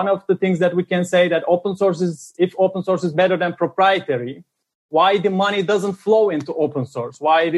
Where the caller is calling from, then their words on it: Amsterdam, North Holland, Netherlands; I'm calling from Amsterdam.